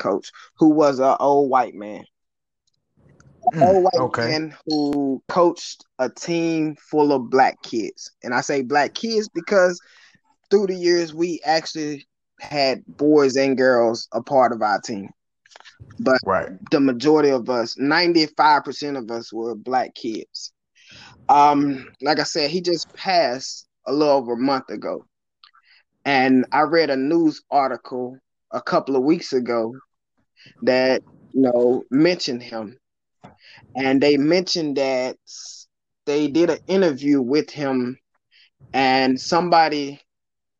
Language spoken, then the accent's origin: English; West Tennessee, United States; moved away; I grew up in West Tennessee